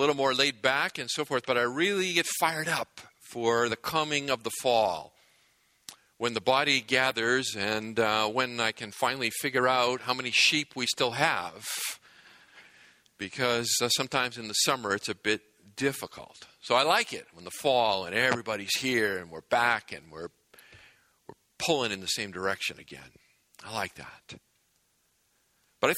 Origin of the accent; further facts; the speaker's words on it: New England, United States; moved away as an adult; now in Southern California, United States; I grew up in New England, which is a great place to grow up for many reasons